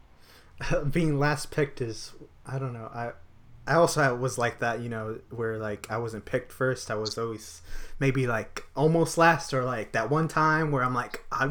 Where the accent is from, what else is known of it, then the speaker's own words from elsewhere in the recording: San Antonio, Texas, United States; moved away; I was born in San Antonio